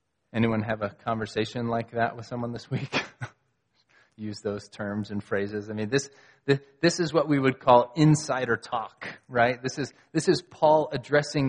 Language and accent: English; United States; I'm an American